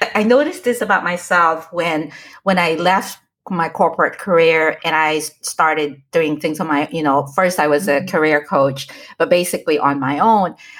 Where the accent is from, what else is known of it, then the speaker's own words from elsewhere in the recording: United States; moved away as an adult; now in Philippines; I live, grew up in the States